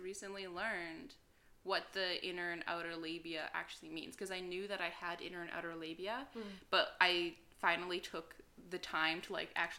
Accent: Alberta, Canada; moved away as an adult; also born or lived in Edmonton; now in Montreal, Canada; I am an Alberta cowgirl. I don't know. Because I'm from Alberta

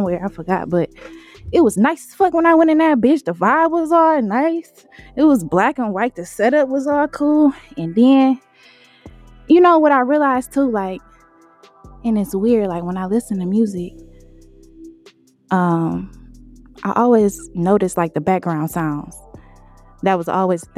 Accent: Detroit, Michigan, United States; also born or lived in Ypsilanti, Michigan; I'm from Detroit, Finkel, 4-1, baby. I was there till like, middle school.

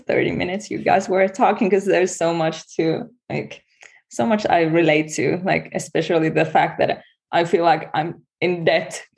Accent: Finland; I'm from Finland, and in Finland we're not Catholics, we're Lutheran

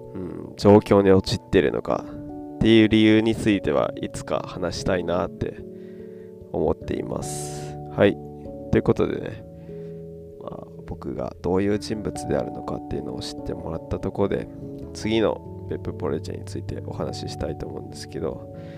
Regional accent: Yamaguchi, Japan; also born or lived in Kudamatsu; now in Beppu, Japan; 山口県出身のど田舎のから来たど田舎育ちの僕

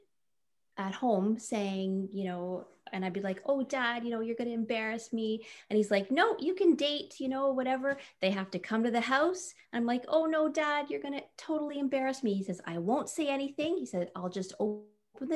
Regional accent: Napanee, Ontario, Canada; now in Ottawa, Canada; I was 17 from Napanee, so a small town.

